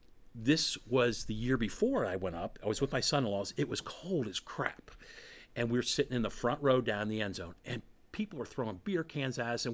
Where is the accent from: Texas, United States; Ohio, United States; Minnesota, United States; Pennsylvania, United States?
Ohio, United States; Cincinnati; no, we're from Cincinnati.